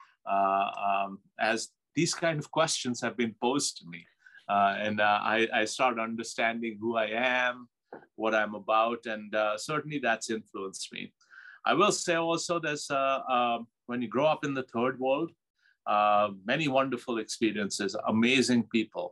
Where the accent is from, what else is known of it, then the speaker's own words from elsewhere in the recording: Pakistan; moved away as an adult; now in United States; growing up in Pakistan, used to big family gatherings